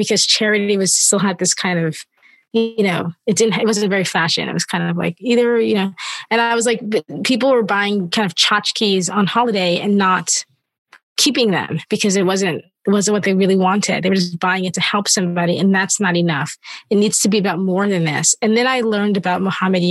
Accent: New York, United States; I grew up more American in New York

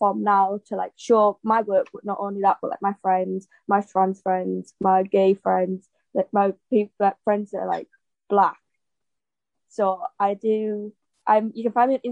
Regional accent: North East England, United Kingdom; we're all from the Northeast, which is quite obviously a disadvantaged area

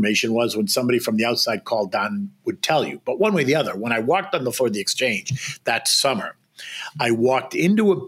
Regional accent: Boston, Massachusetts, United States; moved away as an adult; also born or lived in Washington, D.C.; now in New York, United States; I grew up in Boston and spent summers on Cape Cod

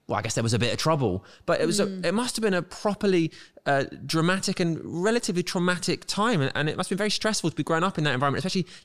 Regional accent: England, United Kingdom; growing up in England

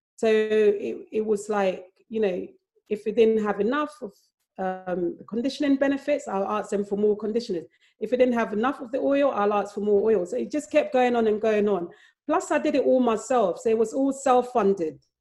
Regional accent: Accra, Greater Accra, Ghana; moved away; also born or lived in London; I even though I was born in London, I grew up in Accra

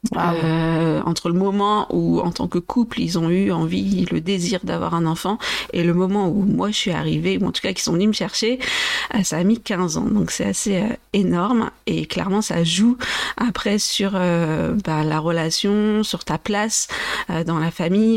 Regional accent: Vendée, Pays de la Loire, France; also born or lived in Brazil / Brest / Angers / Nantes; je suis née au Brésil et j'ai grandi en Vendée, donc dans l'ouest de la France

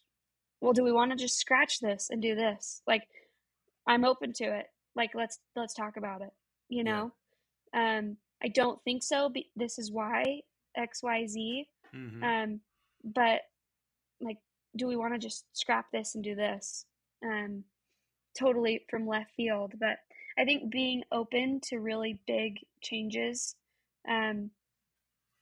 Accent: Utah, United States; we grew up in Utah.

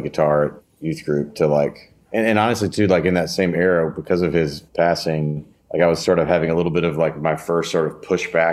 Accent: Memphis, Tennessee, United States; also born or lived in Knoxville, Tennessee; I grew up in Memphis and lived there until college

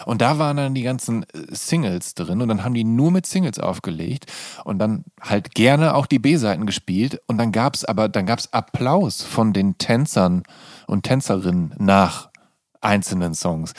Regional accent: Viersen, North Rhine-Westphalia, Germany; now in Berlin, Germany; meiner Heimatstadt

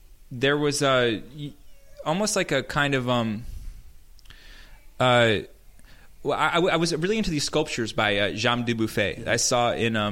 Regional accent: New York, United States; at the Planetarium near my hometown

